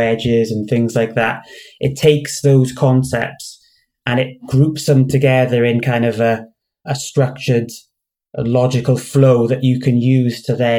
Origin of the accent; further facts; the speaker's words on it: United Kingdom; also born or lived in Cardiff / Swansea; I'm a black belt from the UK.